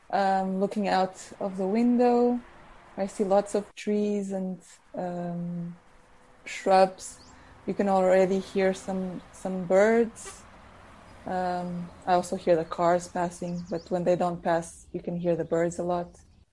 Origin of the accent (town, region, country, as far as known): Portugal; born or raised there; also born or lived in South Africa; now in Norwich, United Kingdom